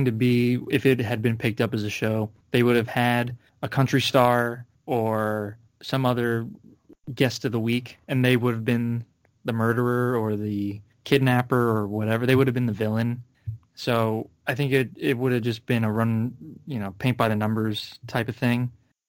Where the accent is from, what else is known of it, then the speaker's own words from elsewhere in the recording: Philadelphia, Pennsylvania, United States; It's just, I'm from Philadelphia.